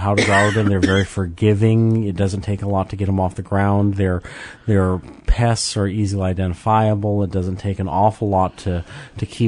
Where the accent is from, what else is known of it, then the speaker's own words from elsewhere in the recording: Midwest, United States; moved away as an adult; also born or lived in Minnesota; now in North Georgia, United States; when I was growing up in the Midwest